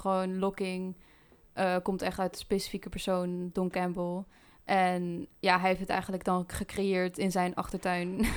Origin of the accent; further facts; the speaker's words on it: Dieren, Gelderland, Netherlands; En ik kom uit Dieren. Ehm, ja, daar kom ik oorspronkelijk vandaan